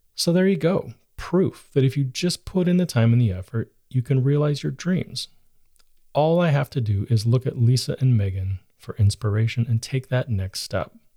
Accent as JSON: {"language": "English", "country": "United States", "said": "about being an American"}